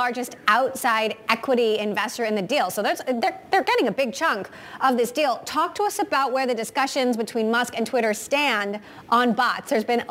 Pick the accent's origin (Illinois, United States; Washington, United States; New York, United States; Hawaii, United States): Hawaii, United States; moved away; I'm from Hawaii.